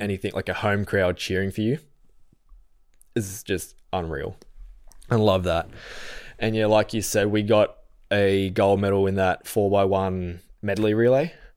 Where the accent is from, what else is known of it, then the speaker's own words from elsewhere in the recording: Falconbridge, New South Wales, Australia; also born or lived in Penrith; I lived out at Falconbridge. So if anyone listening knows the Blue Mountains, it's near Springwood High School.